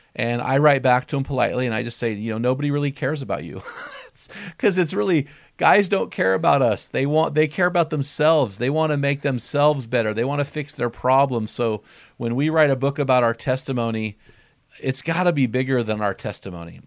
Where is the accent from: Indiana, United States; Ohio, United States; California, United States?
California, United States; San Luis Obispo; moved away; the book actually takes place in my hometown. I was like, "San Luis Obispo? That's where I used to live."